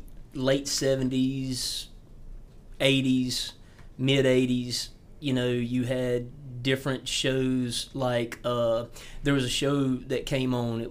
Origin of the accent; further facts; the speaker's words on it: York County, South Carolina, United States; I grew up here in York County